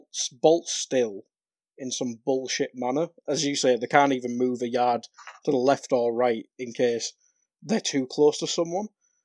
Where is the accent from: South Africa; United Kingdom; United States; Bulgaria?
United Kingdom; North East England; people know I'm from the northeast. I live near Middlesbrough. I'm not from Middlesbrough.